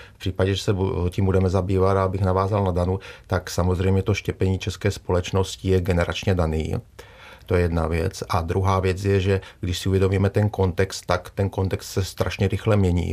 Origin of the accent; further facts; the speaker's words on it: Czechia; my jako Češi